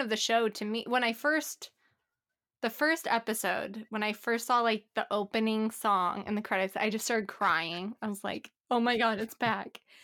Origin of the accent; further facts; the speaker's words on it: Phoenix, Arizona, United States; now in Portland, United States; I'm from Arizona